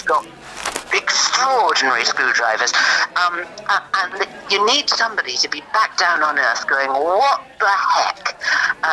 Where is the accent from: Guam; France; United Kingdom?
United Kingdom; North East England; accent: Geordie; I was brought up in the northeast of England